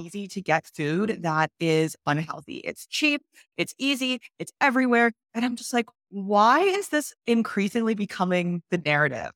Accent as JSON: {"language": "English", "country": "Canada", "said": "I'm from Canada"}